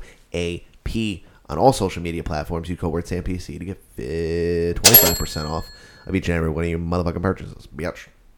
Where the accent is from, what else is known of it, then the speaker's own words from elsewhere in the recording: New Jersey, United States; that just sounds like I'm from New Jersey.